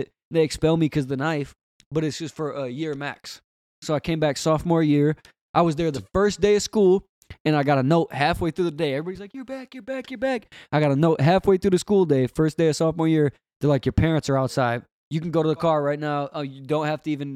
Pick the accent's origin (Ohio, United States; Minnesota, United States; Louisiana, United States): Minnesota, United States; Robbinsdale; also born or lived in North Hudson, Wisconsin / Andover, Minnesota; I was born in Robbinsdale.